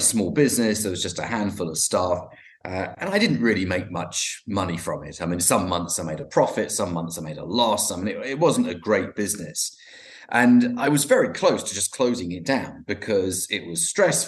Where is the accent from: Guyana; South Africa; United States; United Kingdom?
United Kingdom; London; I'm from London, and I'm joining you from West London